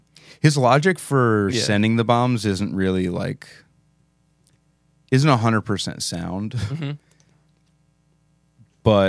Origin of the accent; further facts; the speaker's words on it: Philadelphia, Pennsylvania, United States; We're from Philadelphia.